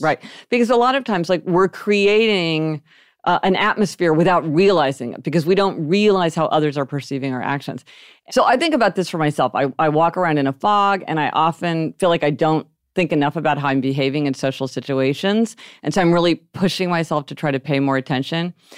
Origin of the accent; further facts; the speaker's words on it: Kansas City, Missouri, United States; We grew up in Kansas City, Missouri